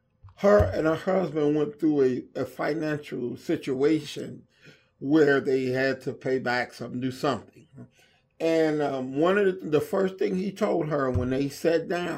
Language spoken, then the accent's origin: English; Inglewood, California, United States; I had a hard time, you know, running with gangs and going in and out of jail and growing up in Inglewood.